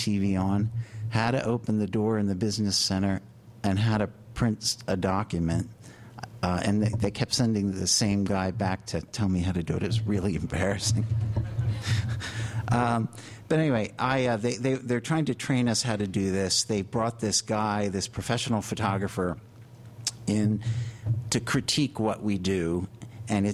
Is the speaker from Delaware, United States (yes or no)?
yes; Wilmington, Delaware, United States; now in New York, United States; I was born in Wilmington, Delaware